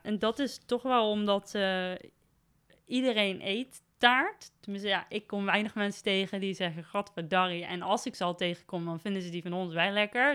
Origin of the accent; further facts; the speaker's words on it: Nijmegen, Gelderland, Netherlands; also born or lived in Beuningen; als een Nijmegenaar, wel echt. Dus ik ben geboren in Beuningen, maar eh, naar school geweest in Nijmegen en altijd rondom Nijmegen